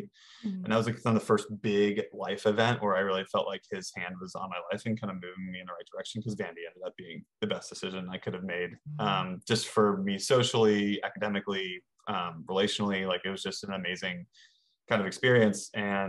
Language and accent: English; Northern Virginia, United States; So I grew up in Northern Virginia.